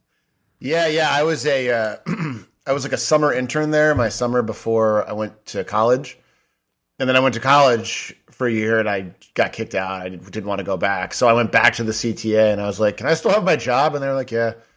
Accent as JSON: {"language": "English", "town": "Chicago", "region": "Illinois", "country": "United States", "tie": "born or raised there", "said": "I grew up in Chicago"}